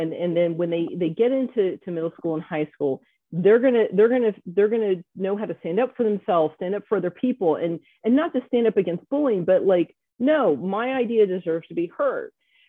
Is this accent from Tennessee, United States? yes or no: no; Atlanta, Georgia, United States; also born or lived in Hawaii / Virginia Beach; now in Berks County, United States; I was born in Hawaii, spent part of my childhood in Virginia Beach, but we moved to Atlanta when I was a kid. And so that's home. That's where we grew up.